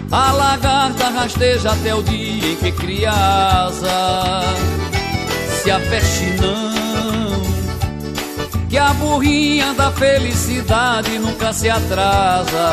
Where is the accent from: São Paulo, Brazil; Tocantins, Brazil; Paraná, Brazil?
Paraná, Brazil; Curitiba; sou de Curitiba.